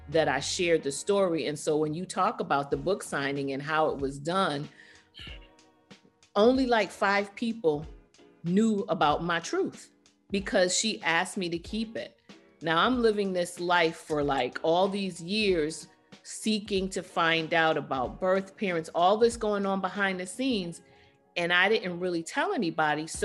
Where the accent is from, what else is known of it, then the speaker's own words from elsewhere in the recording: London, United Kingdom; born there; At the time, I was still a British citizen. I was born in London, England.